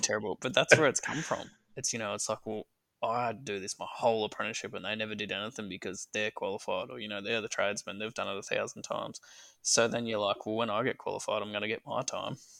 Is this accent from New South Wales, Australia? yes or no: no; Wangaratta, Victoria, Australia; I was born and raised in Wangaratta in northeast Victoria.